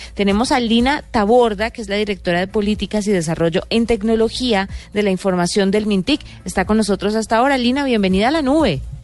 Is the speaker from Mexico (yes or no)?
no; Colombia; como buenos colombianos